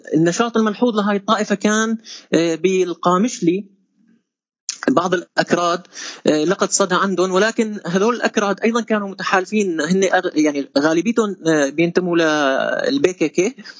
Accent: Syria; عندنا بسوريا

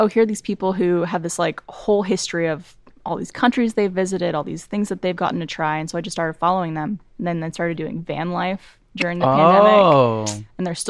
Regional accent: Canada; moved away; a Canadian, I relate.

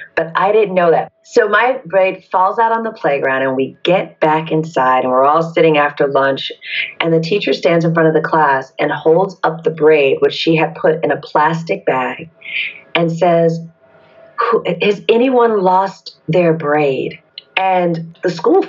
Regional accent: Detroit, Michigan, United States; moved away; also born or lived in Atlanta, Georgia; I was born in Detroit, Michigan, and I grew up in the 70s and 80s

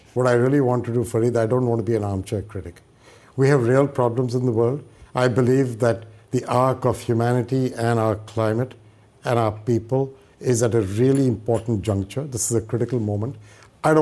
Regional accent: India; moved away as an adult; now in United States; I grew up in India. I studied in India

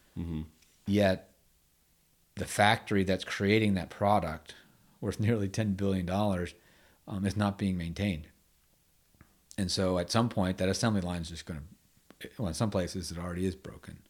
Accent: United States; growing up in Chesapeake Bay Area, Bay Area in the '70s

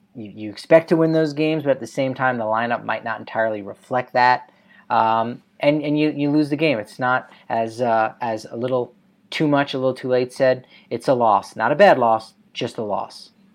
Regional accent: New Jersey, United States; I'm from New Jersey

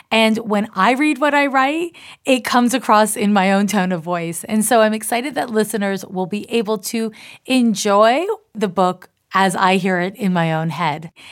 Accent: Canada; accent: Canadian/American; now in United States; I was raised in Canada and I live in the US, and I have an accent that kind of dovetails between a Canadian and an American accent.

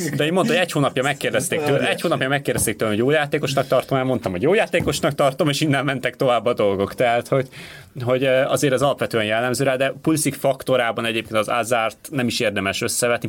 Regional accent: Hungary

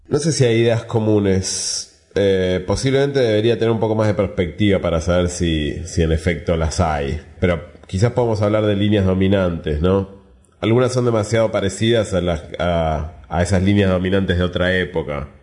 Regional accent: Buenos Aires, Argentina; Yo soy netamente porteño

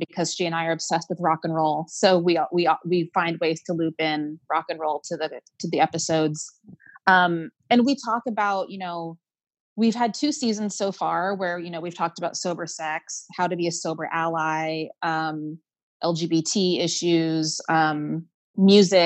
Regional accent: Texas, United States; moved away as an adult; now in New York City, United States; I moved away from my hometown in Texas to New York City.

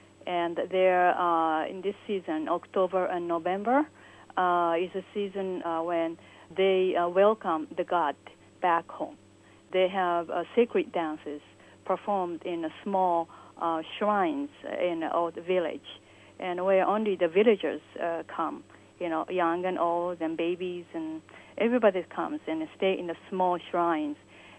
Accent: Japan; English is a second language; I was born and raised in Japan.

